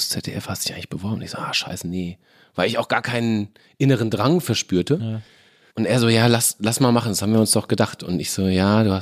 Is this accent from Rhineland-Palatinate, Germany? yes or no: yes; Mainz, Rhineland-Palatinate, Germany; moved away as an adult; Ich komme ja aus Mainz, bin ja mit Absicht aus Mainz weggegangen, ja. weil Mainz war ja durchgespielt.